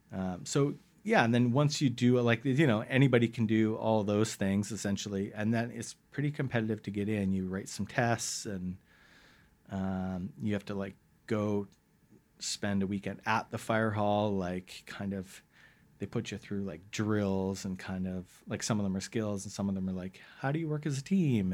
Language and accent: English; West Vancouver, British Columbia, Canada; also born or lived in Ottawa / Toronto / Bowen Island; I grew up in West